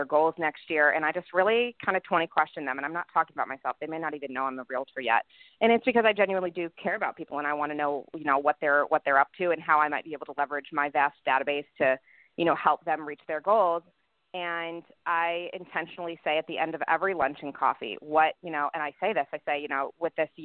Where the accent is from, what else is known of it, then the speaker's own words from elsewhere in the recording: Chicago, Illinois, United States; also born or lived in Los Angeles; now in Nashville, United States; growing up in Chicago, moving to LA, moving to Nashville.